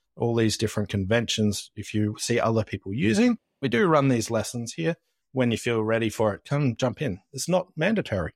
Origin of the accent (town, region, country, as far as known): Australia